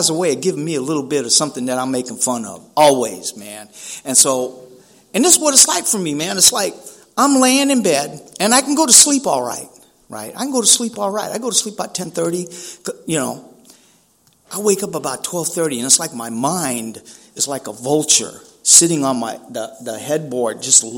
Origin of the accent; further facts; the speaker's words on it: San Francisco, California, United States; also born or lived in Chula Vista; I'm from Frisco, man, down there in Hunters Point, Double Rock neighborhood